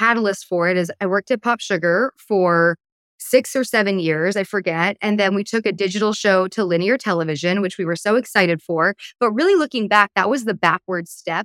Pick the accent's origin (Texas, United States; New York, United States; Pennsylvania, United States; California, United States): California, United States; Palos Verdes; also born or lived in East Coast; So I'm from Palos Verdes, California, which is like a beautiful beach town on the southern tip of Los Angeles. And I'm originally from the East Coast, but really like my growing up was in PV